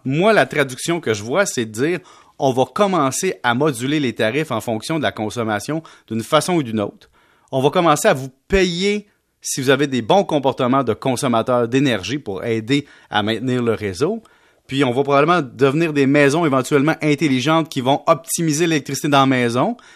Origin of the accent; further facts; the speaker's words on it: Quebec, Canada; on est beaucoup de Canadiens au Québec